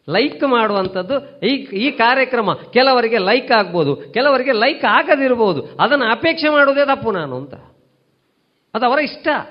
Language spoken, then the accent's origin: Kannada; Tulu Nadu, India; ಅದರಲ್ಲೂ ನಮ್ಮ ತುಳುನಾಡು